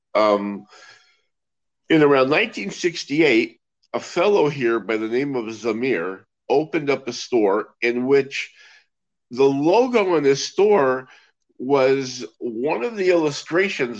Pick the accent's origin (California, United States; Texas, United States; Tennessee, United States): California, United States; Los Angeles; now in Israel; I hail from Los Angeles, and um, I grew up around uh, the Magic Castle and the and the magic shops there in Hollywood and and the LA area